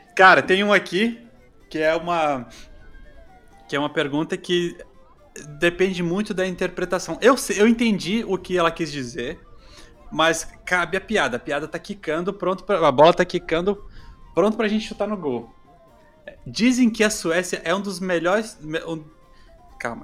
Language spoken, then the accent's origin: Portuguese; Florianópolis, Santa Catarina, Brazil; also born or lived in Recife; now in Sweden; Quando eu morei no Nordeste, eu, eu morei em Recife e falava, sou de, de Floripa, sou de Santa Catarina